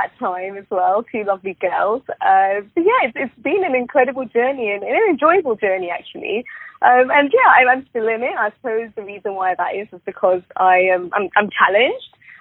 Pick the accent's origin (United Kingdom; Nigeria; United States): United Kingdom; Southall, London; I grew up going to below average schools in a predominantly poor Indian area, which is Southall.